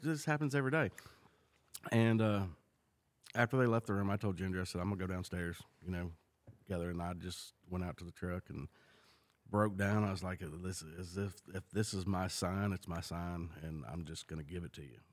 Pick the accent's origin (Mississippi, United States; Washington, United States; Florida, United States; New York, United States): Mississippi, United States; also born or lived in California; now in Tennessee, United States; I grew up in California. I was born and raised there till I was seven. Uh, then I moved to Mississippi with my dad